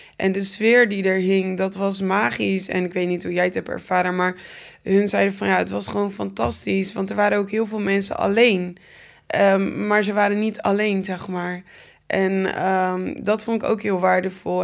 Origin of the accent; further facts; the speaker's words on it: Gouda, South Holland, Netherlands; Ik ben in Gouda geboren.